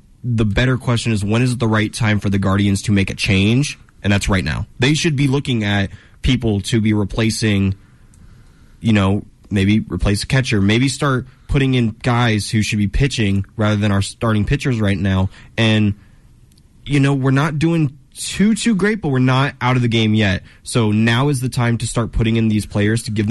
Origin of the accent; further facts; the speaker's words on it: Barberton, Ohio, United States; I love Barberton. That's my hometown.